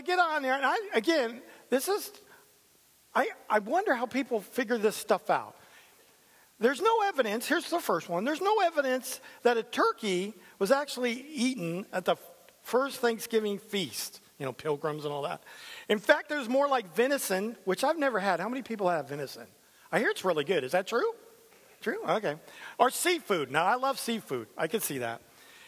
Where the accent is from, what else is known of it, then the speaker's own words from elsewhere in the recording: San Diego, California, United States; I'm a San Diego Charger fan. I came from San Diego.